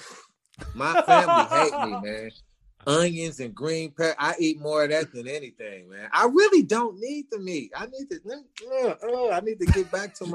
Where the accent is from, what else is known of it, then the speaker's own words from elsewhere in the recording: Milwaukee, Wisconsin, United States; moved away as an adult; now in Arizona, United States; I'm from Milwaukee